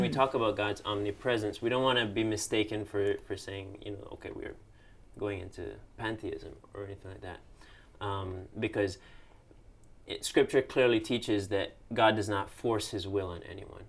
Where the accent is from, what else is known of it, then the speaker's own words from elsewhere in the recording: Cayman Islands; moved away; I'm from the Cayman Islands, also in the Caribbean